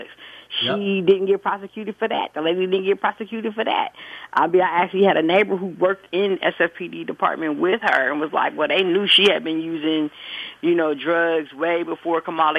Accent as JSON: {"language": "English", "town": "San Francisco", "region": "California", "country": "United States", "tie": "born or raised there", "said": "I was born and raised in San Francisco"}